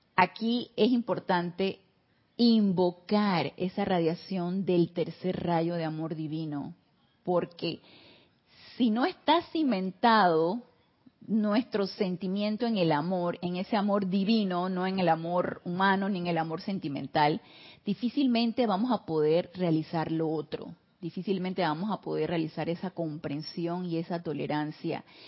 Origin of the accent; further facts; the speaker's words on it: Panama; somos sangre latina, tropicales, acá en Panamá